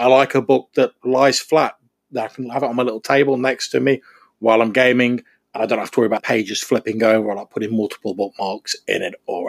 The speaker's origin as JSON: {"language": "English", "region": "England", "country": "United Kingdom", "said": "I'm an English person."}